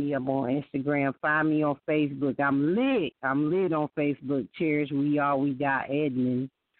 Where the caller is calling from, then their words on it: Myrtle Beach, South Carolina, United States; I am calling in from Myrtle Beach, South Carolina.